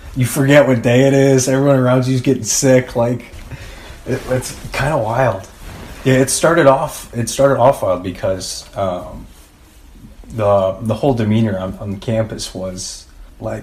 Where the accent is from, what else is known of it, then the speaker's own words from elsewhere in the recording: St. Charles, Illinois, United States; I grew up right across from St. Charles East